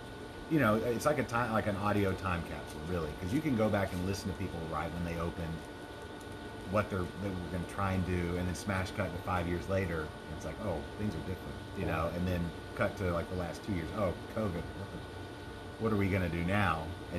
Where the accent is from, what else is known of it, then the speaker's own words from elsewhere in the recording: Arkansas, United States; now in Texas, United States; I'm from Arkansas.